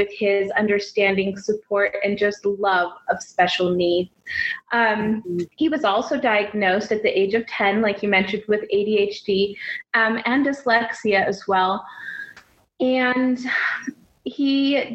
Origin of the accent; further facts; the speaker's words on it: Reno, Nevada, United States; now in Salt Lake City, United States; I was born in Reno, Nevada